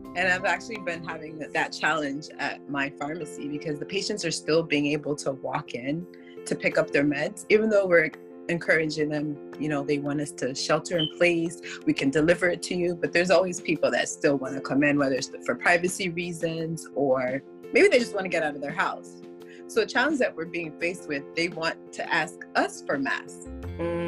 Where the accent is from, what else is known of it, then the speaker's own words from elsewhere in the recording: Haiti; now in Florida, United States; I'm actually my background is Haitian, so I'm originally from Haiti